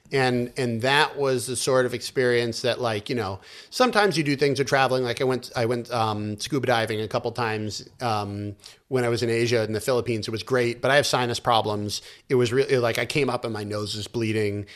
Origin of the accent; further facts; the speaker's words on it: United States; moved away as an adult; now in China; I'm an American